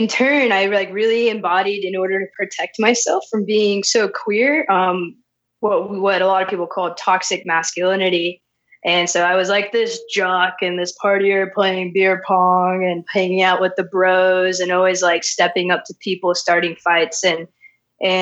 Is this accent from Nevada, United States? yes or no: yes; Las Vegas, Nevada, United States; I was born and raised in Las Vegas, Nevada